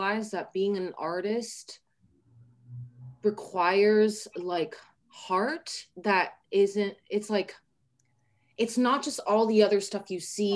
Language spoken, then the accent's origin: English; Taiwan; I'm from Taiwan